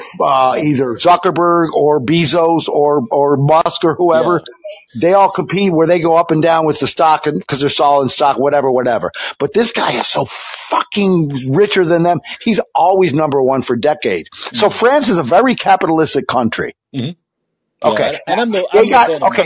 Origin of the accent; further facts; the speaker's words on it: New York City, New York, United States; you and I are New Yorkers